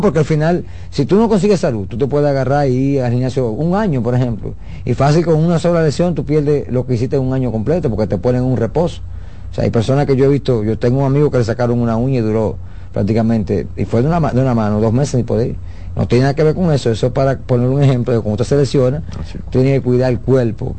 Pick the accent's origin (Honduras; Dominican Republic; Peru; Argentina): Dominican Republic; nosotros como dominicanos